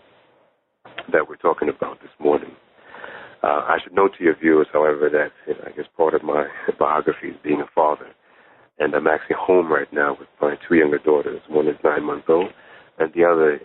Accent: Jamaica; moved away; I was born in Jamaica in the Caribbean, but my mother's family are from Ghana, West Africa

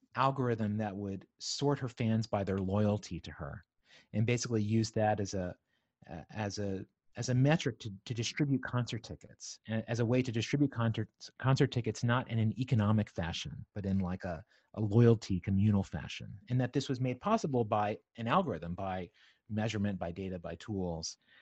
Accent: Southwest Virginia, United States; moved away as an adult; also born or lived in New York City; I grew up in Southwest Virginia on a farm

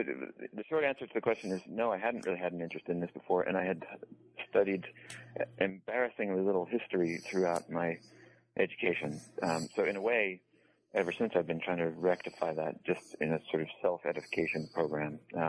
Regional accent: New England, United States; I grew up in New England, roughly speaking, and I went to college at the University of Virginia

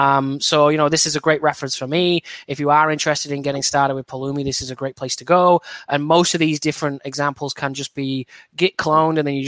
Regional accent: Burnley, North West England, United Kingdom; moved away as an adult; now in Seattle, United States; my hometown club of Burnley

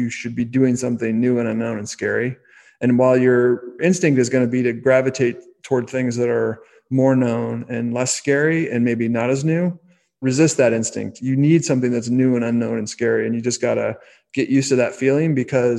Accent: the Bay Area, California, United States; I grew up in the Bay Area

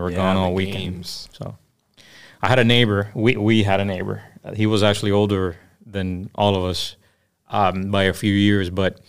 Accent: Miami, Florida, United States; born and raised in Miami, Jackson Memorial, to be exact, 1983.

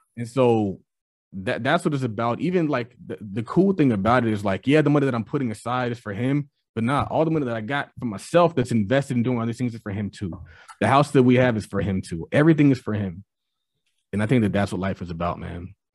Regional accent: California, United States; I'm from California

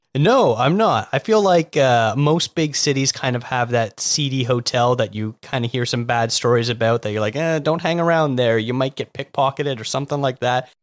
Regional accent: Toronto, Ontario, Canada; now in Vancouver, Canada; Well, I'm from Toronto, so the greater Toronto area, I've been all over there

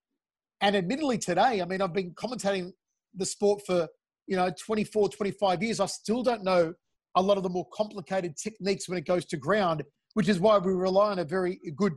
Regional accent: Australia; I'm an Australian-Italian

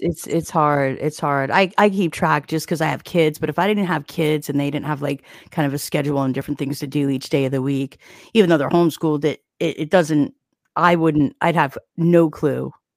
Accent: New Jersey, United States; I'm from New Jersey.

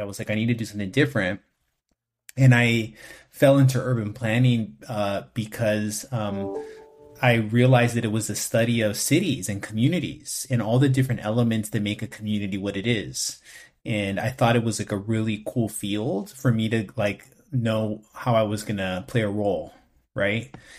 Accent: West Covina, California, United States; also born or lived in East Los Angeles / Los Angeles; I was born in East L A, and I was raised in West Covina, which is in the San Gabriel Valley

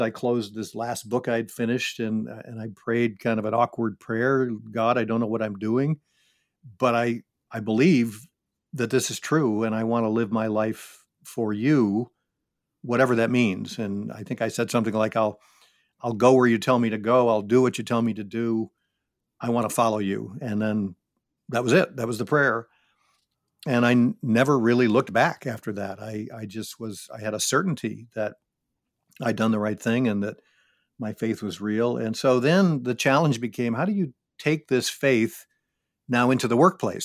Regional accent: Syracuse, New York, United States; I grew up in Syracuse, New York

